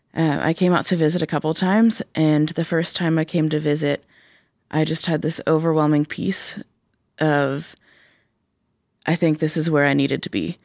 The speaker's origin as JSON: {"language": "English", "town": "Pittsburgh", "region": "Pennsylvania", "country": "United States", "tie": "born or raised there", "accent": "Pittsburghese", "moved": "as an adult", "lives_now": "Cedarville, United States", "said": "I grew up in Pittsburgh."}